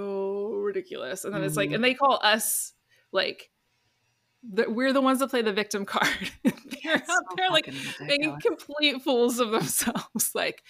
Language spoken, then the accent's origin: English; Tigard, Oregon, United States; Tigard, my hometown